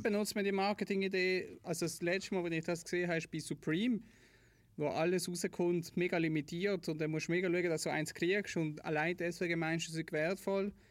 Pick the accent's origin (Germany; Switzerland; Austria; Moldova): Switzerland; ich bin in der Schweiz aufgewachsen, in einer Wohnung gegenüber von einem Park.